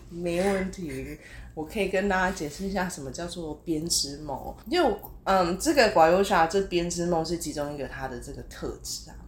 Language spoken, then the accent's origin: Chinese; Taiwan; 在台湾啊